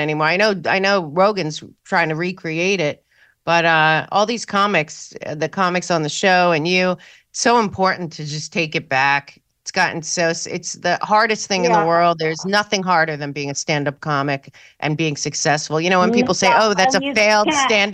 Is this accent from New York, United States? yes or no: yes; New York, United States; Growing up in New York